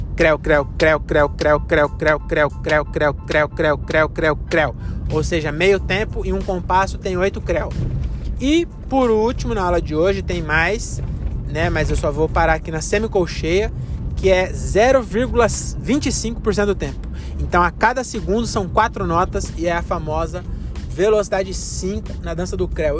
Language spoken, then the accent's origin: Portuguese; Francisco Morato, São Paulo, Brazil; Agora eu que sou de Morato